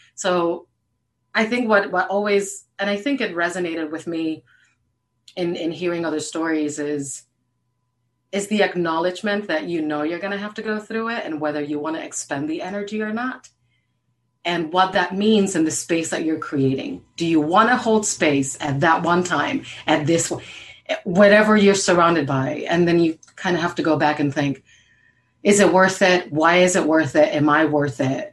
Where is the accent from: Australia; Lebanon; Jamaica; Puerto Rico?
Puerto Rico; now in Maryland, United States; I'm originally from Puerto Rico